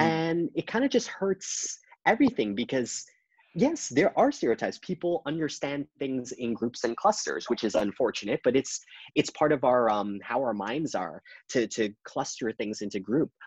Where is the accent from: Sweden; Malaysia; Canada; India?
Canada; I, I've come as a Canadian